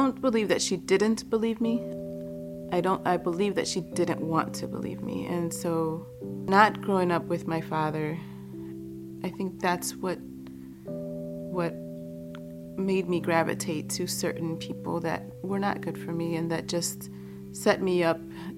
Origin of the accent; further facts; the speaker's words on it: Chicago, Illinois, United States; also born or lived in Boston; My mother migrated from Guatemala to the United States, and I was born in Boston. When I was 2, we moved to Chicago after my parents had separated